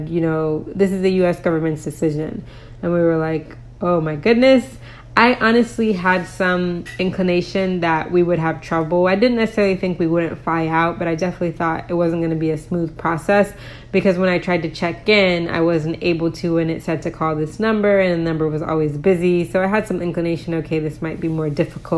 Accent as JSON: {"language": "English", "country": "United States", "moved": "yes", "lives_now": "Poland", "said": "I'm American and my husband is Polish, and both of our kids were born in Poland"}